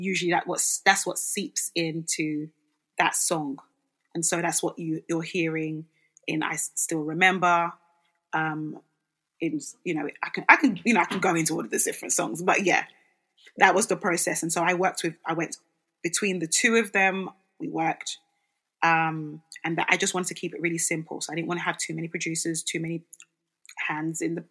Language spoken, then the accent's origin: English; Nigeria; now in London, United Kingdom; I'm from Nigeria.